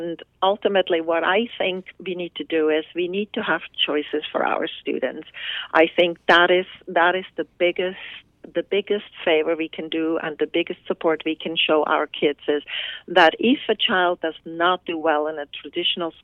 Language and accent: English; Switzerland; now in California, United States; my home country, which is Switzerland